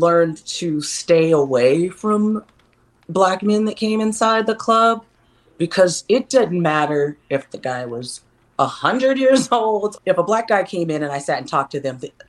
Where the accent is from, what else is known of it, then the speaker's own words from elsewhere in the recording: Texas, United States; I'm from Texas